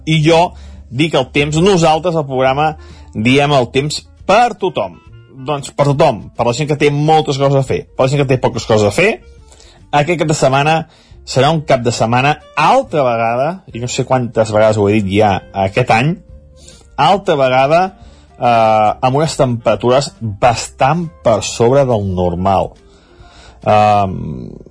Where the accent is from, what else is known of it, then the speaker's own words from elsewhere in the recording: Sant Feliu de Codines, Catalonia, Spain; des del meu poble, des de Sant Feliu